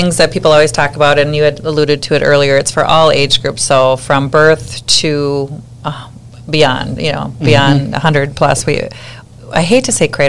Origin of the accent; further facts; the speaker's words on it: Buffalo, Minnesota, United States; However, I was born and raised in Buffalo, and I had three kids go through high school here